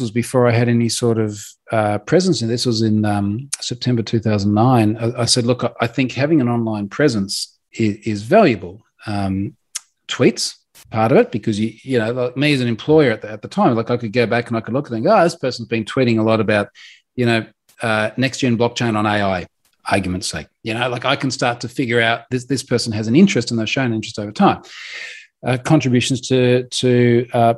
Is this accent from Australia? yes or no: yes; Australia; I'm Australian